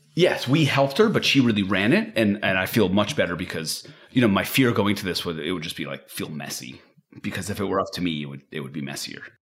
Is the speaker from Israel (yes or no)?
yes; Israel; moved away; I'm from Israel. And I, I still have some of that culture with me.